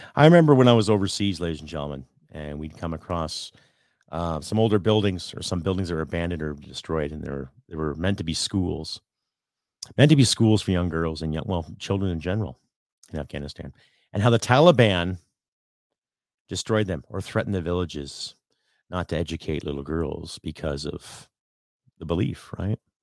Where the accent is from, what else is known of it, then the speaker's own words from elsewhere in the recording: Canada; as a Canadian content creator